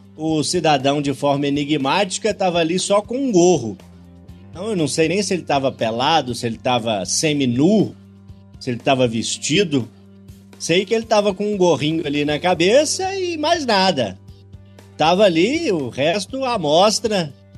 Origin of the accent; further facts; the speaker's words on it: Urucânia, Minas Gerais, Brazil; moved away; visito sempre Cardosos, distrito de Urucânia, onde nasci. E embora as coisas tenham mudado da década de 90 para cá, consigo imaginar direitinho o campinho onde eu brincava de futebol, a escola onde eu estudei os meus primeiros